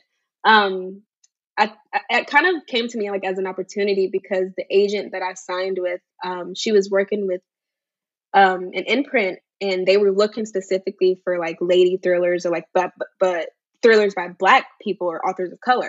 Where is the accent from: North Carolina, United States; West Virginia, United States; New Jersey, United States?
North Carolina, United States; Charlotte; now in Concord, United States; I'm from Charlotte, North Carolina originally, but I currently reside in Concord, North Carolina.